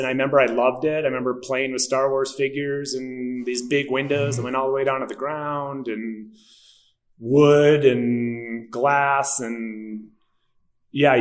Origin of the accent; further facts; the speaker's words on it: Milwaukee, Wisconsin, United States; moved away as an adult; also born or lived in Crested Butte, Colorado / Berkeley, California; now in Denver, United States; I was born and raised in Milwaukee, Wisconsin, kind of middle-class suburb